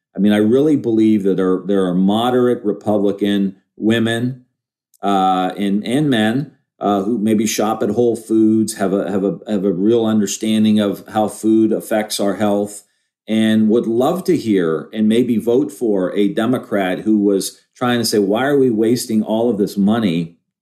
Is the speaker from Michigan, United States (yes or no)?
no; Ohio, United States; I'm from Ohio